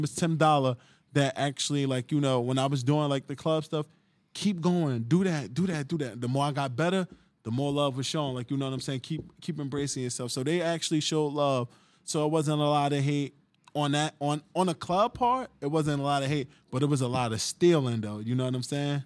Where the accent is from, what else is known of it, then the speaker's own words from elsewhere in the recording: Jersey City, New Jersey, United States; I'm from Jersey City